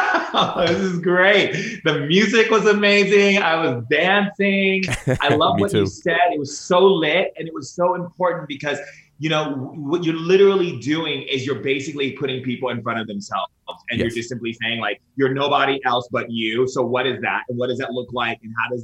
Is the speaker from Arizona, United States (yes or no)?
no; Foster City, California, United States; also born or lived in Sacramento; I was born in Sacramento. We moved to this little town outside of San Francisco called Foster City.